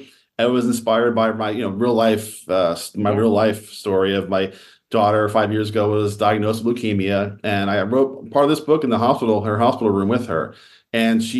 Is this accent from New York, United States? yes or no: no; Philadelphia, Pennsylvania, United States; born or raised there; moved away as an adult; now in Los Angeles, United States